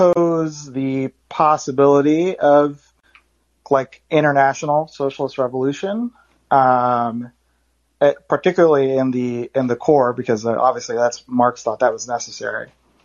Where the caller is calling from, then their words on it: New York City, New York, United States; I'm calling from Brooklyn, New York.